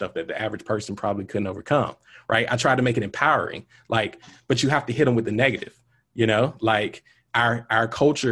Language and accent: English; Montgomery, Alabama, United States; Growing up in Montgomery